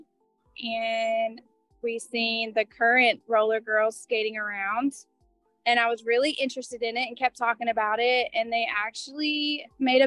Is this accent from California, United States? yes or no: no; Rome, Georgia, United States; I'm from Rome, Georgia.